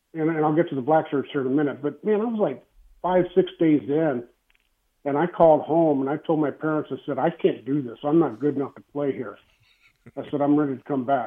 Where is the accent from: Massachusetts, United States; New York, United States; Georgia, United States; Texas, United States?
Texas, United States; moved away as an adult; I'm from Texas